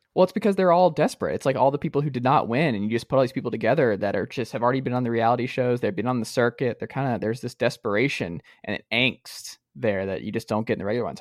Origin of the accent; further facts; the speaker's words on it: Atlanta, Georgia, United States; also born or lived in Stone Mountain, Georgia; I'm from Atlanta and Stone Mountain